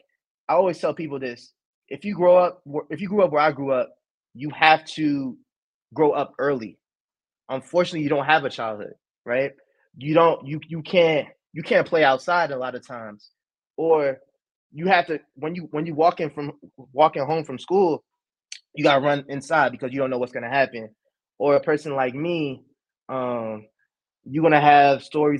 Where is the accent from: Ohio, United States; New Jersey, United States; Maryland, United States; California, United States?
New Jersey, United States; Newark; I come from Newark